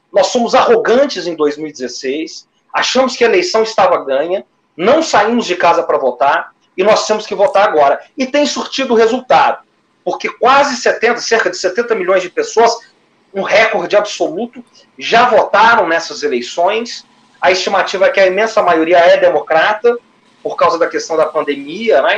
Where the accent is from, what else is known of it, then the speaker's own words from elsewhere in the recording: Minas Gerais, Brazil; como se diz em Minas Gerais, a minha terra